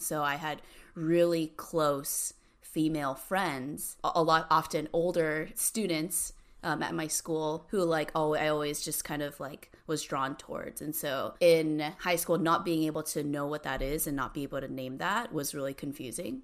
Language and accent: English; Cerritos, California, United States; now in San Francisco, United States; I grew up in a really small, like, Asian community, um, like, near Long Beach. It's called Cerritos.